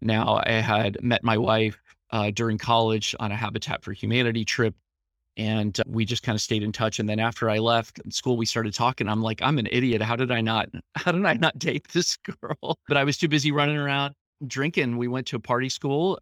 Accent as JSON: {"language": "English", "town": "Columbus", "region": "Ohio", "country": "United States", "tie": "born or raised there", "said": "I grew up here in Columbus, Ohio, in the Central Ohio area"}